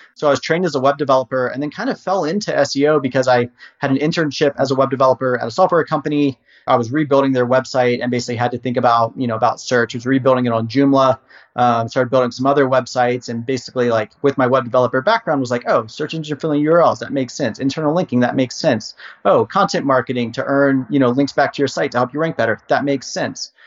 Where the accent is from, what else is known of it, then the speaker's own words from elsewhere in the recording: Harrisonburg, Virginia, United States; I was born and raised in Virginia um, and wanted to go to university to do basically video production. So I was uh, raised in Harrisonburg